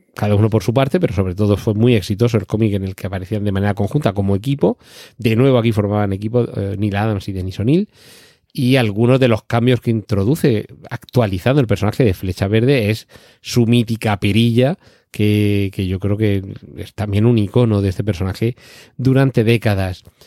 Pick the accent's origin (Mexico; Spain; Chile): Spain; yo recuerdo haber leído algún cómic en mi niñez aquí en España